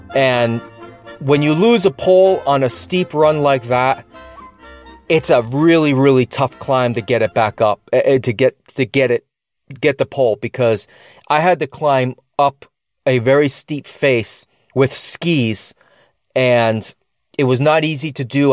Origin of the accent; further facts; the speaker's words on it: United States; I'm an American